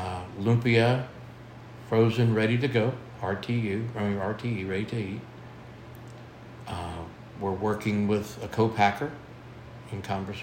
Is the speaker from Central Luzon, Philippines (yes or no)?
yes; Central Luzon, Philippines; I come from Pampanga, the culinary capital of the world.